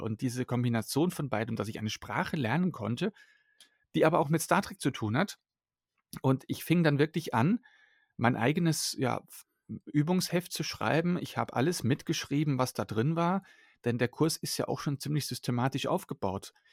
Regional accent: Germany; German is a second language; also born or lived in Belgium; bin als Kind mit meiner Eltern nach Deutschland umgezogen und dann ja, bin ich hier einfach aufgewachsen

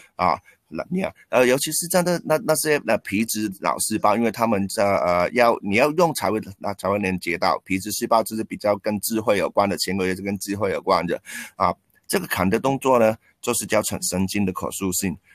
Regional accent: Hong Kong; also born or lived in Taiwan; 我是香港人，然后在台湾师大体育系的毕业，然后当过十几年的体育老师，啊，现在是一名全职的篮球教练

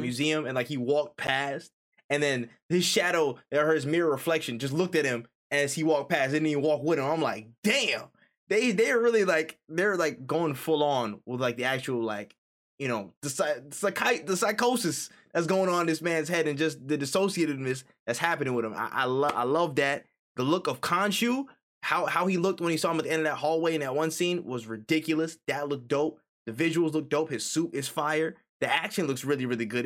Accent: New York, United States; moved away; I'm from New York originally

